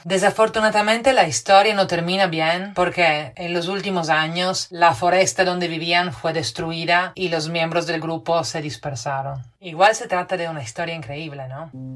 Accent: Italy; now in Lima, Peru; italiana residente en Lima.

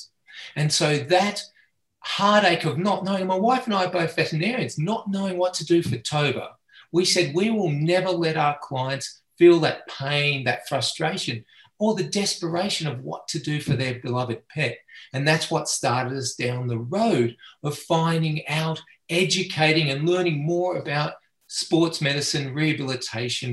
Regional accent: Australia; moved away as an adult; now in United States; I have a funny accent. And so I'm Australian by birth and education. And I came out to the United States back in 2010

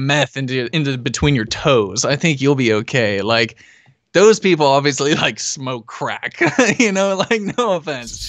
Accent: Humboldt County, California, United States; also born or lived in Oregon; I'm from Humboldt County

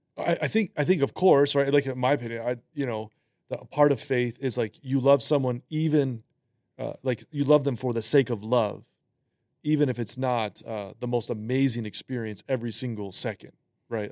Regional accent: Western Massachusetts, United States; I was born and raised in, uh, Western Massachusetts

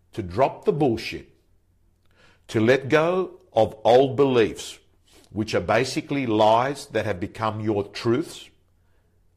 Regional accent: Belmore, New South Wales, Australia; I was brought up in Belmore next to each other there, Belmore, Lakemba

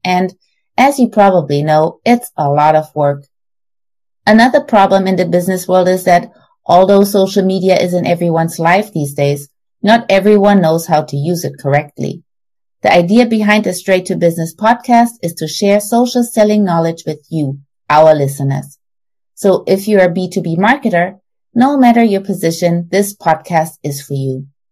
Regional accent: Germany; now in Texas, United States; I'm originally from Germany, but now live in Texas with my husband and my two daughters

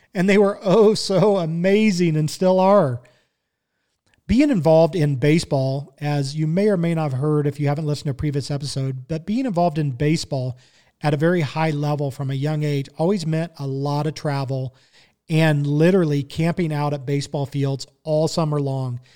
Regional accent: Kansas City, Missouri, United States; growing up in Kansas City

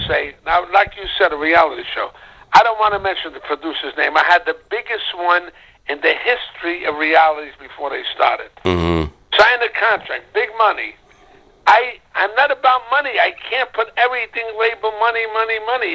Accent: New York City, New York, United States; when I grew up in Little Italy on Mulberry Street, that's where I came from

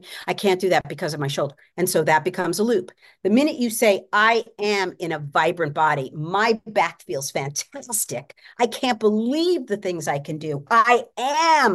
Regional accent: New York, United States; now in Los Angeles, United States; I grew up in New York

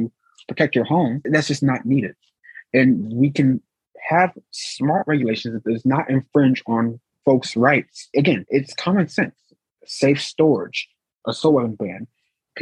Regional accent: St. Louis, Missouri, United States; My hometown, we talked about earlier, St. Louis, Missouri

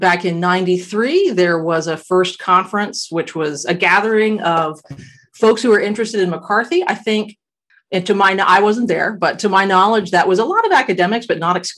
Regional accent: South Texas, United States; I'm from Texas. I was living in South Texas at the time. That's where I grew up.

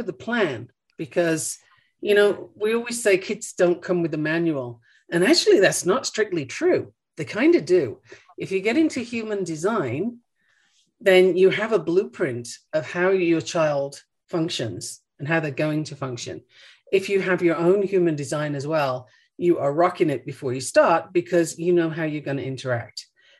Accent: Australia; moved away; also born or lived in United Kingdom; I mean, I'm originally from the UK, and if I go there, people look at me and ask me where I'm from. I grew up in Australia.

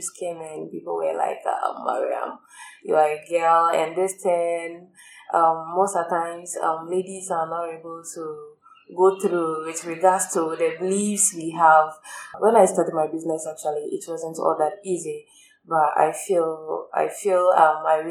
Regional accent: Ghana; growing up in Ghana

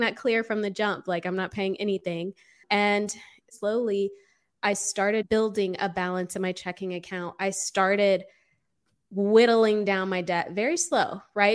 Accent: Austin, Texas, United States; moved away as an adult; also born or lived in Los Angeles, California; I grew up in Austin, Texas. I was born and raised here

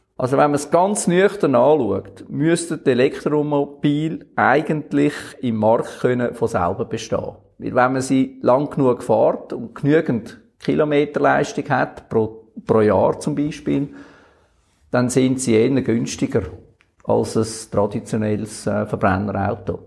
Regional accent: Switzerland; wir Schweizer

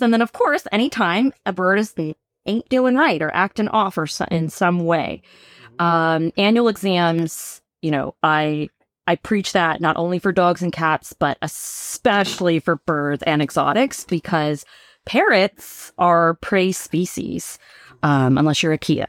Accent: Bay Area, California, United States; moved away as an adult; now in San Diego, United States; I'm from the Bay Area originally

